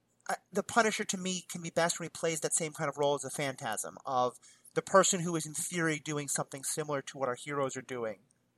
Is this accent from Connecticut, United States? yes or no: no; New York City, New York, United States; I grew up in New York City, where gun violence was a thing long before – in schools, long before Columbine.